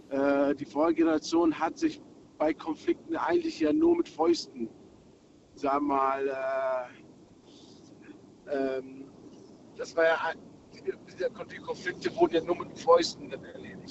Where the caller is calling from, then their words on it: Berlin, Germany; Ich komme aus Berlin.